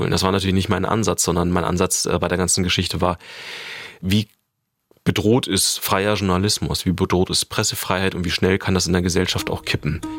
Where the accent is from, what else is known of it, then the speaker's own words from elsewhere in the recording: Germany; Ich bin in der DDR aufgewachsen, deshalb ist das ein Thema, was mich wirklich persönlich beeindruckt.